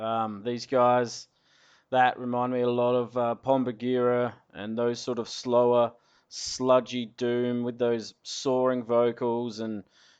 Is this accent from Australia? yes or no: yes; Adelaide, South Australia, Australia; I am from Adelaide.